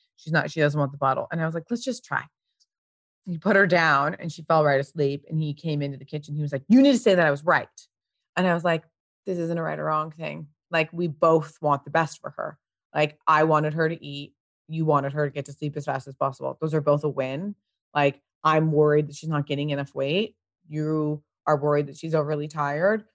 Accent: Pasadena, California, United States; I grew up in Pasadena.

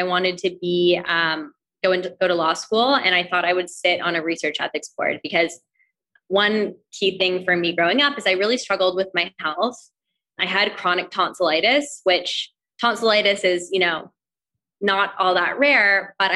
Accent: Toronto, Ontario, Canada; now in New York, United States; I grew up in Toronto, Canada, and I had a really great childhood

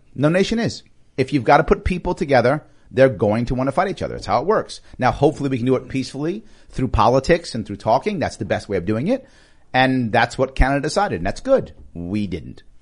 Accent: New York, United States; I'm a New Yorker.

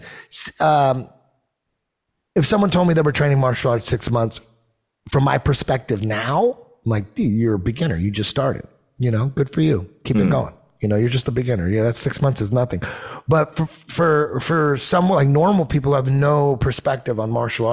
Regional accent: Orange County, California, United States; also born or lived in Hollywood; now I'm in Hollywood, but I grew up in Orange County

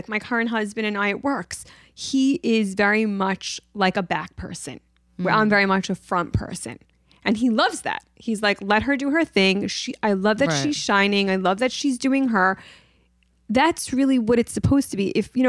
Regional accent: New York City, New York, United States; And originally I am from Brooklyn, New York.

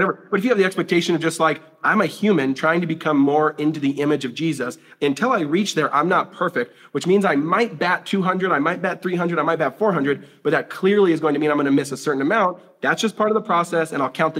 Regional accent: Tacoma, Seattle, Washington, United States; I was born in Seattle, Washington, or we were born in Tacoma, Seattle, Washington, where it's like, you know, the stuff that you go to on the field trips that's really old is like 70 years old

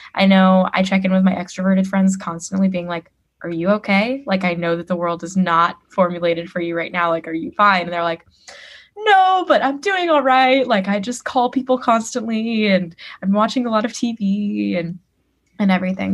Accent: Oakland, California, United States; now in New York, United States; I grew up in Oakland, California

